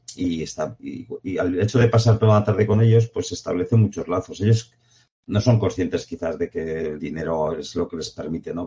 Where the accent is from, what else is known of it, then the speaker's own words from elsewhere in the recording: Jaca, Aragon, Spain; yo soy nacido en Jaca, que, estaba cerca de las montañas